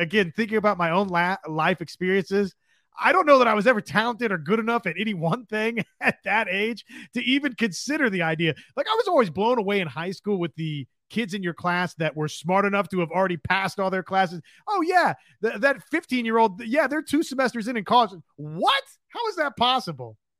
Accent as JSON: {"language": "English", "region": "Kansas", "country": "United States", "tie": "born or raised there", "said": "I grew up in Kansas"}